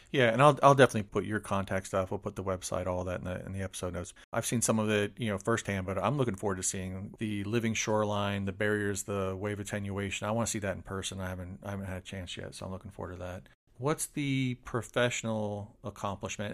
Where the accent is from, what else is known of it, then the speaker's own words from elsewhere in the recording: Polk County, Florida, United States; where you and I grew up